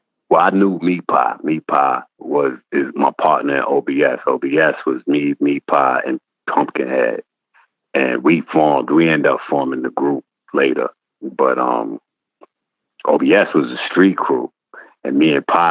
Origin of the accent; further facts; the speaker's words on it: New York City, New York, United States; I'm from Marcy Project